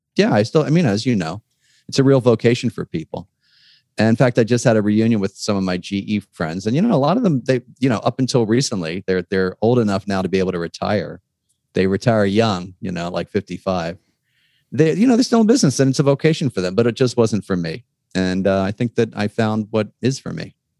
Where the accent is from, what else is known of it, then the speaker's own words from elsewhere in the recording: Philadelphia, Pennsylvania, United States; I grew up in Philadelphia